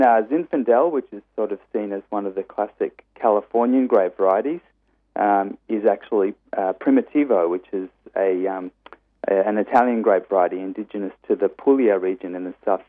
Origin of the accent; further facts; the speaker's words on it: Australia; my being Australian